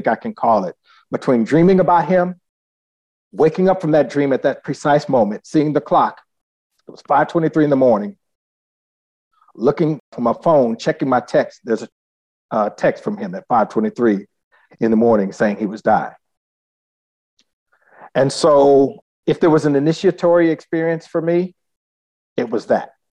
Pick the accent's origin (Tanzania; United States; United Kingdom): United States; Southern California; also born or lived in Northeast Texas / Los Angeles; I grew up in Southern California